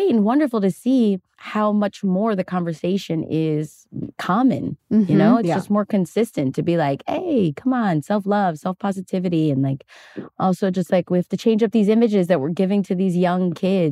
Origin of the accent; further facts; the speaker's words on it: Chicago, Illinois, United States; now in Los Angeles, United States; I grew up in Chicago